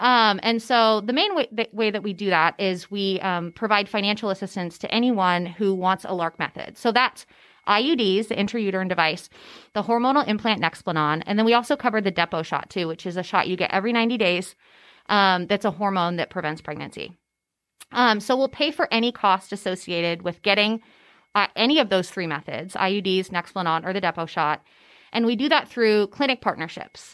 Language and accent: English; California, United States; moved away as an adult; now in Tennessee, United States; I'm actually from California. I grew up in California.